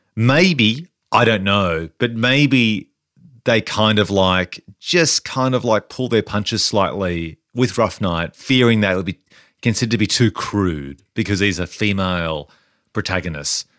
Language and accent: English; Australia; us as Australians